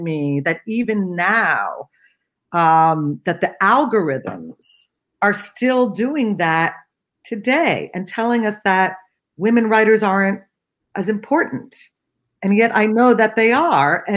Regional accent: Cincinnati, Ohio, United States; when I grew up in Cincinnati

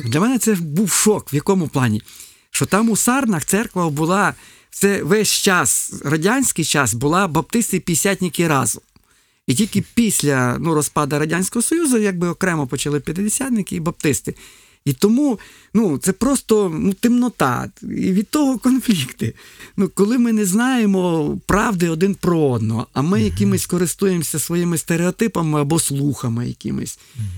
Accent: Ukraine

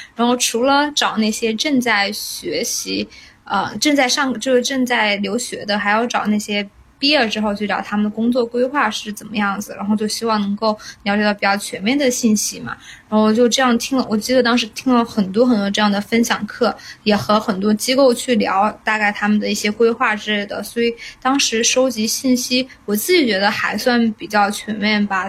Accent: China; moved away as an adult; now in United States; 我作为中国人

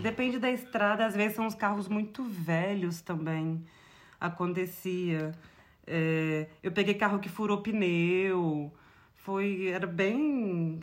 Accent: Brazil; eu sou do Brasil e eu sou de uma cultura diferente.

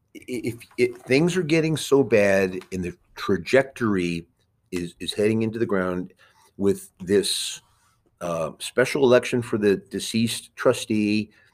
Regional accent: New York City, New York, United States; moved away; I was born in Queens

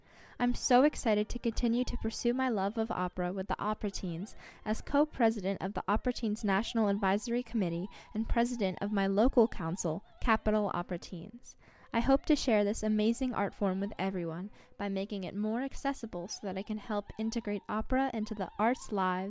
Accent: Washington, District of Columbia, United States; I'm from Washington, D.C.

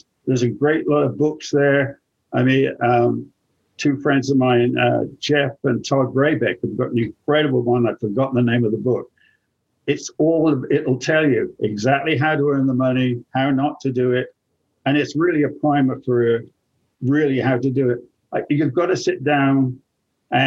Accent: England, United Kingdom; now in United States; I'm English

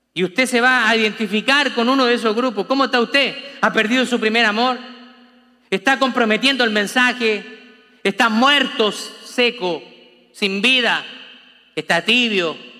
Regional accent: Chile; como decimos los chilenos

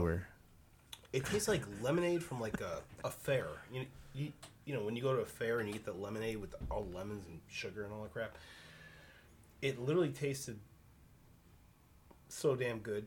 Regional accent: Lansing, Michigan, United States; moved away; I grew up in Lansing. I only talked to maybe two people from my hometown

